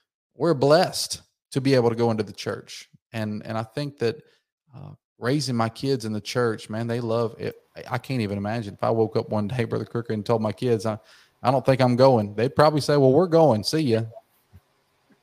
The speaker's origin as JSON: {"language": "English", "area": "outside Atlanta", "region": "Georgia", "country": "United States", "tie": "born or raised there", "said": "I was born and raised in Georgia, right outside of Atlanta, Georgia"}